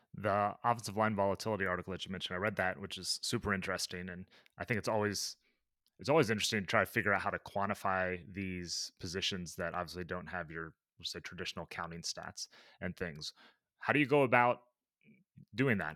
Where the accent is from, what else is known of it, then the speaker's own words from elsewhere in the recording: Midwest, United States; growing up in the Midwest where it wasn't much of a sport